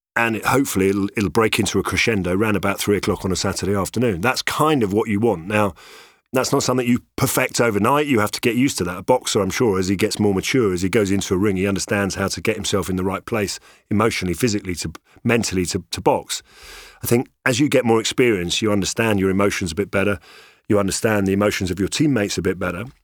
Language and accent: English; London, United Kingdom; I'm born and bred in London, uh, even though I've got, you know, lots of roots in, uh, in Ireland and Italy